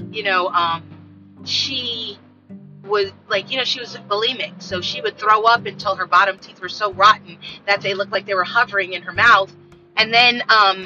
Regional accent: United States; as Black American women

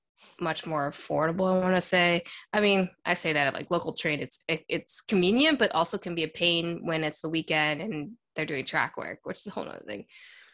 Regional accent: Maryland, United States; moved away as an adult; also born or lived in Zhejiang, China / Ohio; now in New York City, United States; I grew up in Maryland, right below Baltimore. Yep. And I was there for a long time. And then I went to a university in Ohio

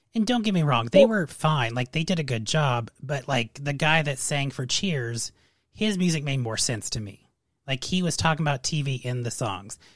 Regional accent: Las Vegas, Nevada, United States; I grew up in Vegas

